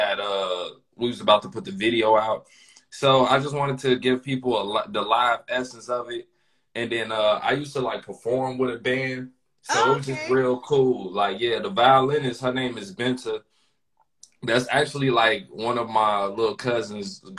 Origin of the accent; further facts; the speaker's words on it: Chicago, Illinois, United States; I was born and raised in Chicago